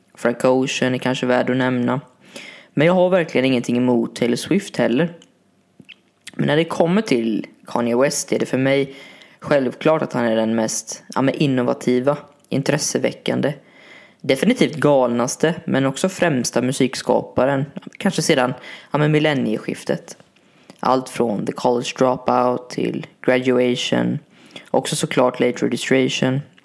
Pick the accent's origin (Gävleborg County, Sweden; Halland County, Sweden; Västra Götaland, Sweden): Halland County, Sweden; Varberg; min hemstad Varberg